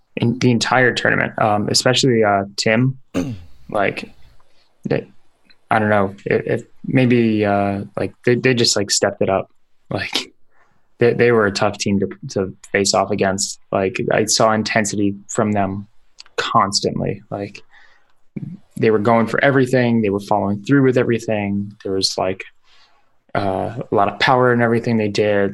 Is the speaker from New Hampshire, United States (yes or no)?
no; New York, United States; now in Seattle, United States; I'm I'm from New York